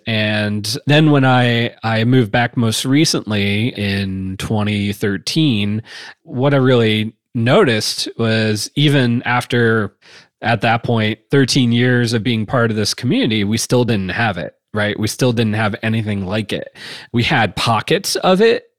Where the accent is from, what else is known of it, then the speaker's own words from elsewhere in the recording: Wooster, Ohio, United States; also born or lived in Chicago / Bay Area / Boulder / Austin; it was in Northeast Ohio, is in Worcester, which is my hometown